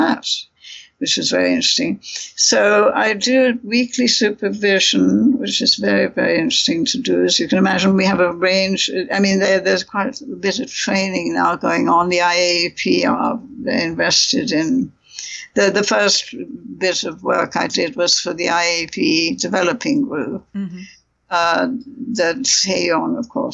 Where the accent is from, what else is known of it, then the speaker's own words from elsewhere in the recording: India; moved away; you survive a childhood in India